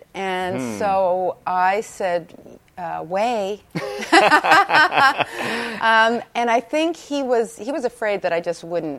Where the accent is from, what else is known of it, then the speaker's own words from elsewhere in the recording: Toronto, Ontario, Canada; In Toronto. Right. So I went to York University.